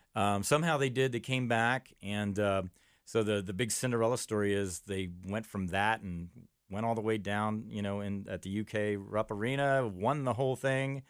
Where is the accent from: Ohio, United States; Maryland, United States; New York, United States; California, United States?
Ohio, United States; Amelia; I grew up in Amelia. I went to Amelia High School